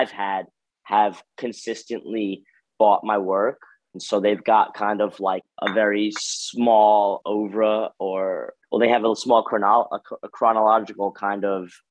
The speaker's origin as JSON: {"language": "English", "area": "Westchester", "region": "New York", "country": "United States", "tie": "born or raised there", "also_born_or_lived": "Bronx, New York", "said": "I'm from New York. I was born in the Bronx and I was raised in Westchester"}